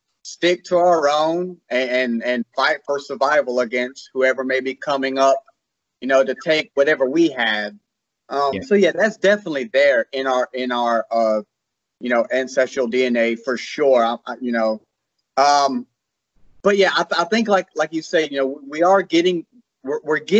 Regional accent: South Carolina, United States; I'm from the South. I'm South Carolina. I'm about as South as you can get

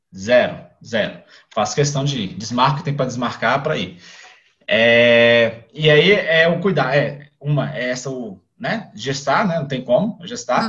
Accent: Brasília, Federal District, Brazil; sou aqui de Brasília, Distrito Federal, nasci, sou criado aqui

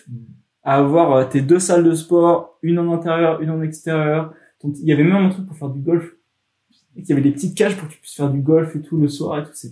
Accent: France; tu te rends compte que nous, en tant que Français, on est des latins.

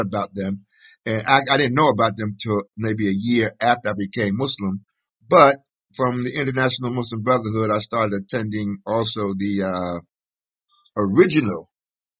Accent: Philadelphia, Pennsylvania, United States; I was born in the Northeast, Frankfort, part of Philadelphia, the Frankfort neighborhood.

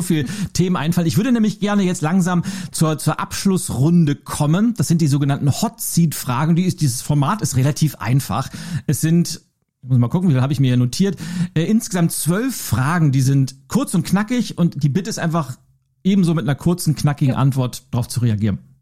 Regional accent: Lübeck, Schleswig-Holstein, Germany; Ich war 13 Jahre alt, habe in Lübeck den Wochenspiegel ausgetragen

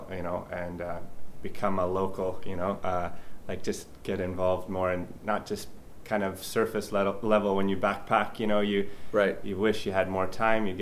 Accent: Powell River, British Columbia, Canada; moved away as an adult; also born or lived in Yellowknife, Northwest Territories / Vancouver; now in Abu Dhabi, United Arab Emirates; Where I'm from Canada, born in Yellowknife, and then grew up in a small town north of Vancouver, paper mill town called Powell River

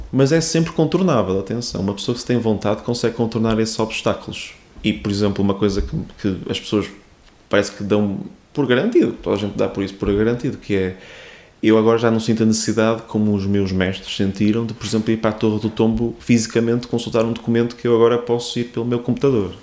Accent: Porto, Norte, Portugal; eu sou aqui, daqui do Porto

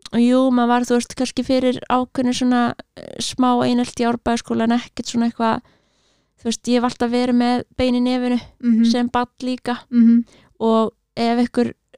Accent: Reykjavík, Capital Region, Iceland; ég er alveg upp í Reykjavík, já. í Árbænum

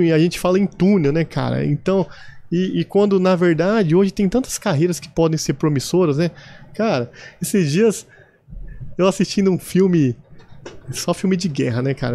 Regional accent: São José do Rio Preto, São Paulo, Brazil; accent: caipira; also born or lived in Osasco; eu nasci em São José do Rio Preto

